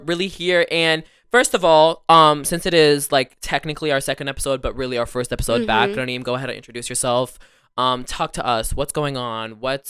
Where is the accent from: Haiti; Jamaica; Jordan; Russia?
Jordan; Amman, Amman Governorate; now in United States; So then we went back to the Middle East and I lived in Amman, Jordan for a few years. And it was a good portion of my childhood. And then I came back to America and that's where I am today. But I lived a really good portion of my life in Jordan.